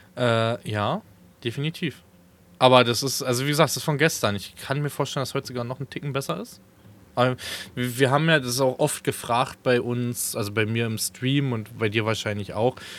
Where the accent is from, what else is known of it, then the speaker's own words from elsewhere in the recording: Falkensee, Brandenburg, Germany; in meiner Jugend in Falkensee, ist so die Stadt, wo ich groß geworden bin, wo ich auch jahrelang gewohnt habe